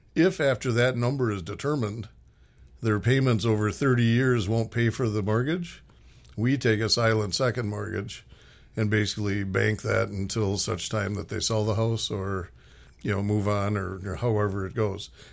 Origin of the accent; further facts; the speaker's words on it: Minneapolis, Minnesota, United States; moved away as an adult; also born or lived in West Coast; I grew up in Minnesota, played high school hockey